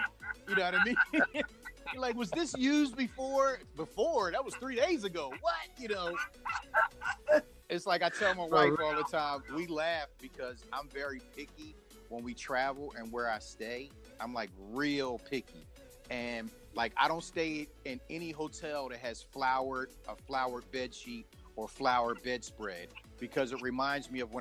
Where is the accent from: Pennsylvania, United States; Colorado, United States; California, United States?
Pennsylvania, United States; Philadelphia; moved away; when I go back to Philly, you know, I'm on, you know, behind a microphone, and then, you know, it's my hometown.